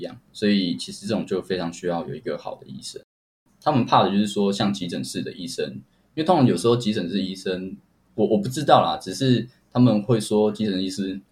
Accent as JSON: {"language": "Chinese", "region": "Kaohsiung", "country": "Taiwan", "said": "我是高雄人"}